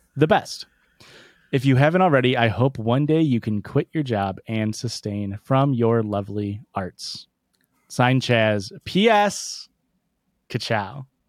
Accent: Midwest, United States; I'm from the Midwest

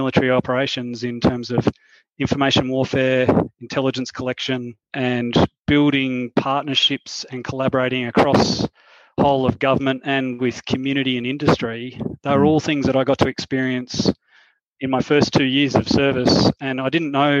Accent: Queensland, Australia; moved away as an adult; my home state of Queensland

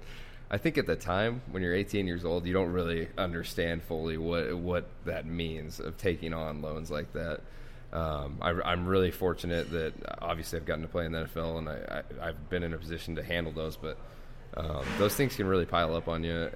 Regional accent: Spokane, Washington, United States; growing up in Spokane, I mean, you're hour 15, hour and 30 minutes from Washington State. So obviously that was that was our hometown team.

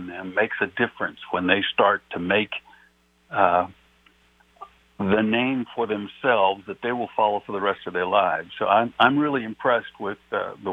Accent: New Mexico, United States; I'm from New Mexico

